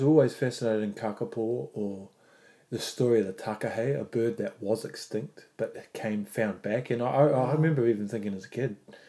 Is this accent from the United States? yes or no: no; New Zealand; I am Māori.